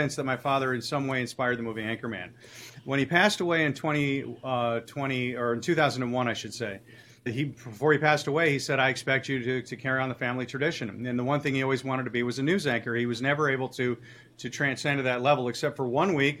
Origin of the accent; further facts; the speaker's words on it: North Shore, Illinois, United States; also born or lived in St. Louis; I grew up on the North Shore